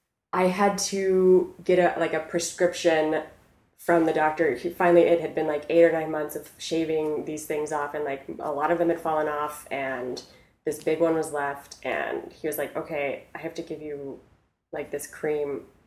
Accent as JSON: {"language": "English", "country": "South Korea", "tie": "born or raised there", "said": "So I grew up in South Korea. I lived in South Korea for 6 years. That's like where I went to middle school and high school."}